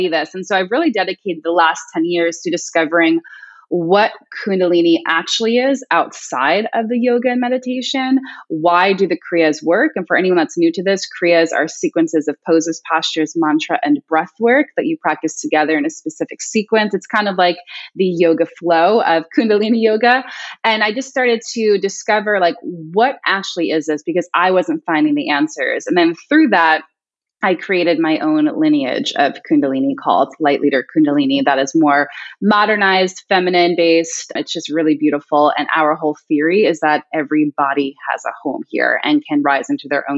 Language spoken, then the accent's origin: English; Long Island, New York, United States; I'm originally from Long Island